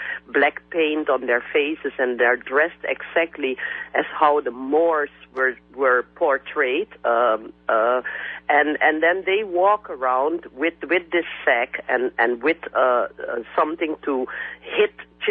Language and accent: English; Suriname; countries like Suriname, where I come from, which used to be a Dutch colony